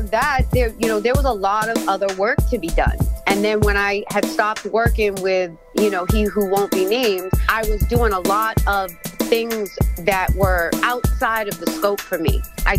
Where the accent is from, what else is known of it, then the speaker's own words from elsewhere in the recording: Biloxi, Mississippi, United States; moved away as an adult; now in Brockton, United States; I was going from Biloxi, Mississippi up here to Brockton for a year.